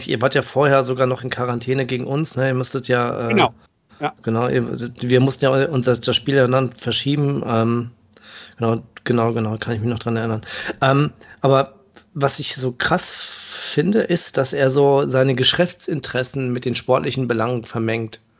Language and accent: German; Paderborn, North Rhine-Westphalia, Germany; born there; Also ähm, ich komme ja gebürtig aus Paderborn